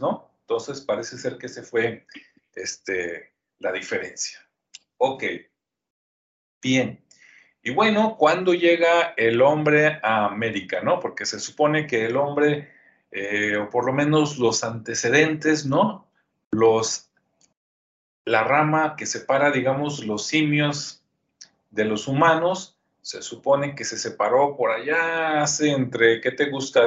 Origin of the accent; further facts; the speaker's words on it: Guadalajara, Jalisco, Mexico; also born or lived in Zapopan; yo soy de Jalisco, yo nací en Guadalajara, este, vivo en Zapopa, a un ladito